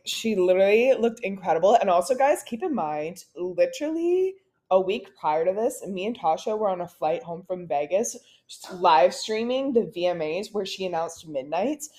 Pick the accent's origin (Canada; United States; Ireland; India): Canada; we're Canadian